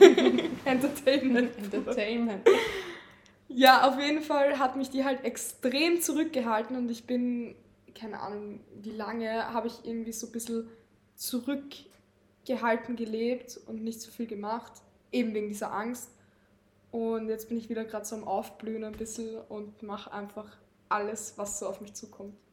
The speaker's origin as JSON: {"language": "German", "region": "Lower Austria", "country": "Austria", "tie": "born or raised there", "moved": "as an adult", "lives_now": "Vienna, Austria", "said": "ich bin in Niederösterreich aufgewachsen, bin dann nach Wien gezogen 2020"}